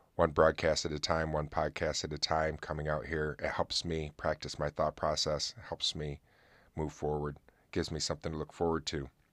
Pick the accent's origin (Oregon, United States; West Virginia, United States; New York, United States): New York, United States; Oswego; here in my hometown because we have a fort called Fort Ontario